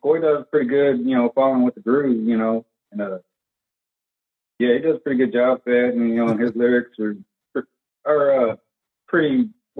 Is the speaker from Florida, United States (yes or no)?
no; Louisville, Kentucky, United States; We're based out of Louisville, Kentucky.